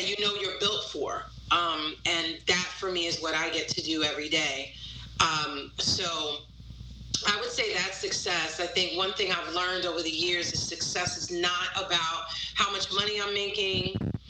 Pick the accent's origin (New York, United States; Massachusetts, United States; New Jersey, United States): New York, United States; but, you know, as a New Yorker, I love New York, and I never saw myself leaving New York.